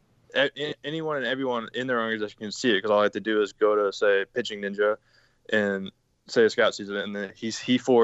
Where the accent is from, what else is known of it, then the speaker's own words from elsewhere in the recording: San Diego, California, United States; I grew up in San Diego, California